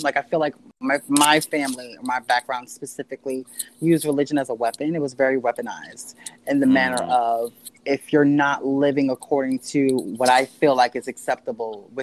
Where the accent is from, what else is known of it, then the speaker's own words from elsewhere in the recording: Philadelphia, Pennsylvania, United States; also born or lived in Southern New Jersey; I'm originally from Philadelphia. I was raised partly in Philadelphia and partly in Southern New Jersey